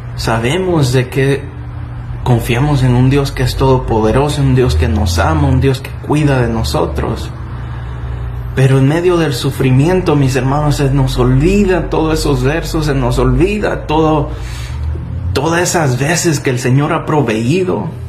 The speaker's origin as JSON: {"language": "Spanish", "country": "El Salvador", "tie": "born or raised there", "said": "Yo, mi país natal es El Salvador"}